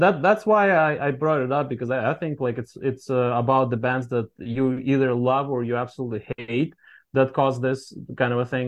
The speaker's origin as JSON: {"language": "English", "country": "Russia", "tie": "born or raised there", "moved": "as an adult", "lives_now": "Boston, United States", "said": "we're from Russia originally"}